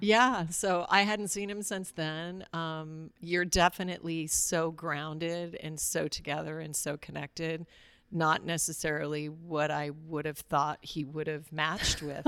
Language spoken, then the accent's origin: English; Alaska, United States; I grew up in Alaska